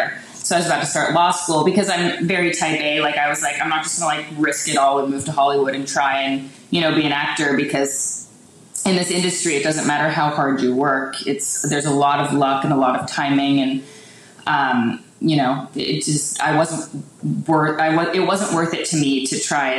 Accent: Richmond Hill, Ontario, Canada; I grew up on a farm, like an hour north of Toronto

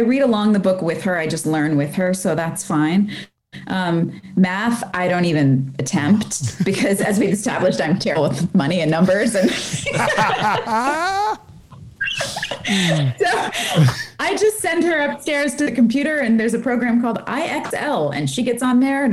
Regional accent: Texas / New Jersey, United States; accent: Jersey; also born or lived in North Carolina; being Texan and New Jerseyan

